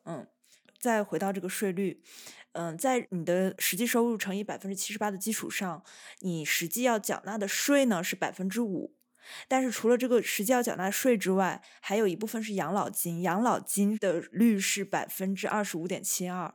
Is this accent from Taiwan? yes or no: no; China; now in Italy